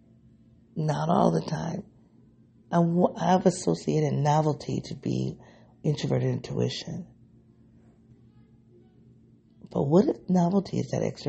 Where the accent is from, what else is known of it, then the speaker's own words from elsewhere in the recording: United States; I live in one of the most segregated cities in the country. So I don't think the black experience that I've had living, growing up in this city